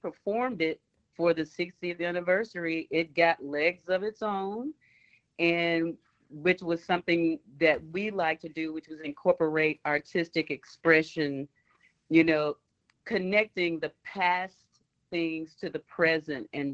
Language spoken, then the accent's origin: English; Memphis, Tennessee, United States; moved away as an adult; now in Little Rock, United States; coming from Orange Mountain, Tennessee